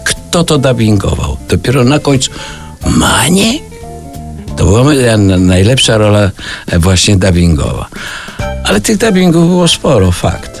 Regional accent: Lublin Voivodeship, Poland; Ze śpiewnej Lubelszczyzny.

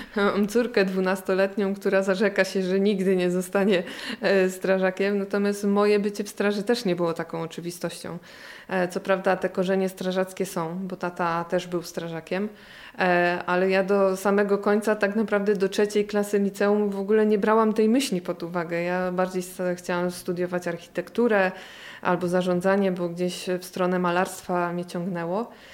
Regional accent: Gniezno, Greater Poland, Poland; moved away as an adult; tu w Gnieźnie się urodziłam i wychowałam

